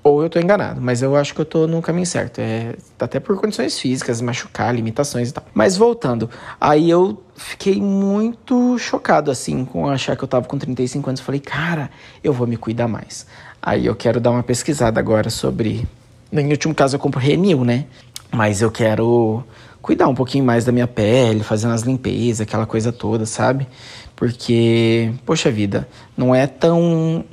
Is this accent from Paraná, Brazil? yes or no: yes; Santo Antônio da Platina, Paraná, Brazil; moved away; lá no meu país, em Santo Antônio da Platina